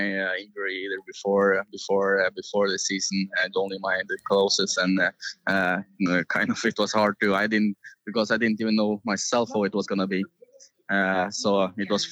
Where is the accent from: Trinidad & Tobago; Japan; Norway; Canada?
Norway